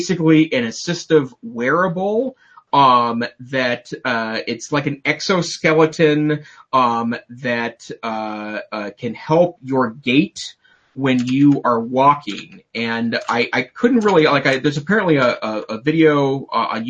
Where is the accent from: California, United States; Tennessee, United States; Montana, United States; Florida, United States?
Montana, United States; I'm from Montana